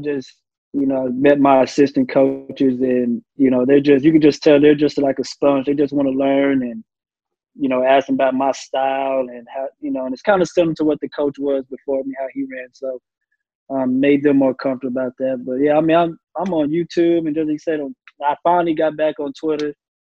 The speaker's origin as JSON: {"language": "English", "town": "San Antonio", "region": "Texas", "country": "United States", "tie": "born or raised there", "also_born_or_lived": "Del Rio, Texas / Newcomb, New Mexico", "lives_now": "Corpus Christi, United States", "said": "I grew up in San Antonio. My dad was military. Funny thing is, I lived in McCullum School District when I first moved to San Antonio. My dad was in Lackland Station."}